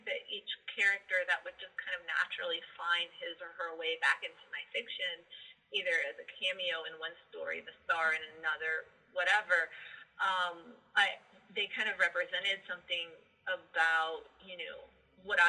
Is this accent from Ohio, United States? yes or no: yes; Columbus, Ohio, United States; moved away as an adult; I was just back to Columbus, Ohio. I just moved back to my hometown